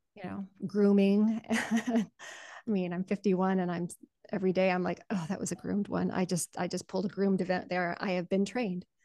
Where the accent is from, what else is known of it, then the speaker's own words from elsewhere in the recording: Colorado, United States; also born or lived in Panama Canal Zone; I'm also a Colorado farm girl, and I was born in the Panama Canal Zone